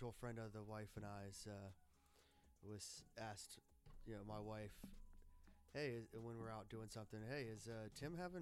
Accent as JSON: {"language": "English", "area": "Montgomery County", "region": "Maryland", "country": "United States", "tie": "born or raised there", "said": "Montgomery County, Maryland, right here"}